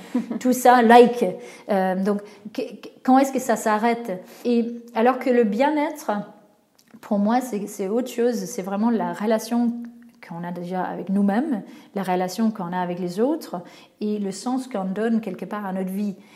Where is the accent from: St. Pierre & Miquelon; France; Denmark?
Denmark; moved away; mon pays d'origine, donc le Danemark